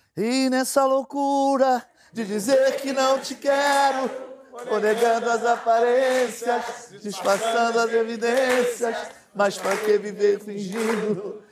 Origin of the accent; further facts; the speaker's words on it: Rio de Janeiro, Brazil; Eu nasci em Santa Teresa, na Aldeira Feira Orlando